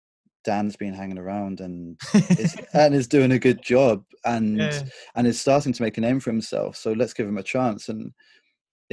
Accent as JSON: {"language": "English", "town": "Bournemouth", "region": "South West England", "country": "United Kingdom", "tie": "born or raised there", "said": "I was growing up in Bournemouth"}